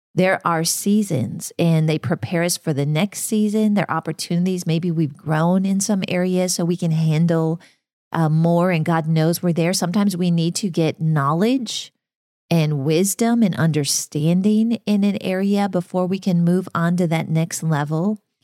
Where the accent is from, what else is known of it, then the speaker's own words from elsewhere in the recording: Minnesota, United States; moved away; So I grew up in Minnesota in farm country